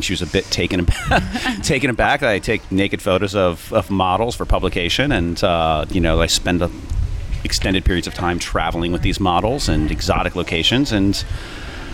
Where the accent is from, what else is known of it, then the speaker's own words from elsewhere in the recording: Northeast, United States; we're from the Northeast